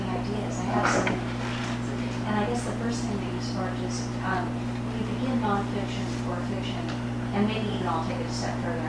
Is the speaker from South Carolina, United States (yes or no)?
no; California, United States; I grew up in California too, and where I grew up, the John Birch Society was born